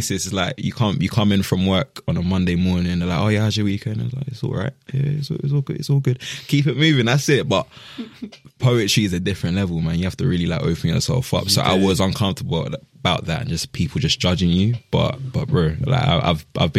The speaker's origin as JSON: {"language": "English", "town": "Croydon", "region": "London", "country": "United Kingdom", "tie": "born or raised there", "also_born_or_lived": "Ghana (ancestry)"}